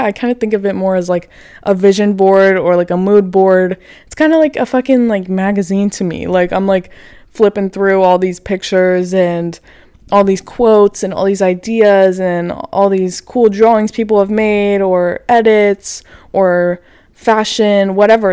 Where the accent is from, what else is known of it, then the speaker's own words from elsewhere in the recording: Florida, United States; now in Los Angeles, United States; I'm from Florida. I grew up right next to a beach